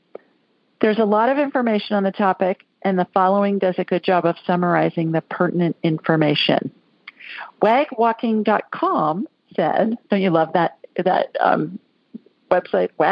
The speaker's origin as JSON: {"language": "English", "town": "Worthington", "region": "Ohio", "country": "United States", "tie": "born or raised there", "moved": "yes", "lives_now": "Alabama, United States", "said": "I grew up in Worthington, right next door"}